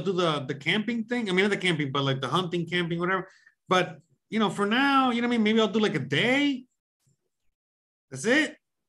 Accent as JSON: {"language": "English", "region": "Florida", "country": "United States", "said": "or even in the Everglades because I'm from Florida."}